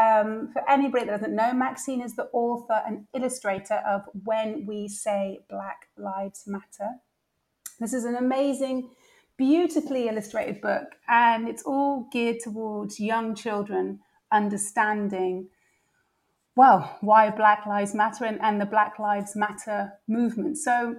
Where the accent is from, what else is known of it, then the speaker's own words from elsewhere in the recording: Spaldings, Clarendon Parish, Jamaica; born there; also born or lived in Washington, D.C., United States; So I was born in Spalding's, Jamaica, a tiny, tiny little place that doesn't even, on my passport, it's not even listed. That's how small it is. They've had to list the parish. Yeah. Then I moved to Washington, D.C.